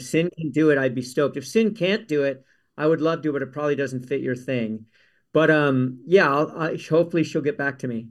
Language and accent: English; Palos Verdes, California, United States; also born or lived in Carmel; I grew up in Palos Verdes